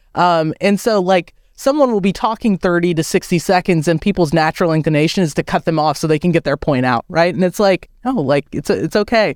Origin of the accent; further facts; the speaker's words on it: United States; I was born and I grew up in America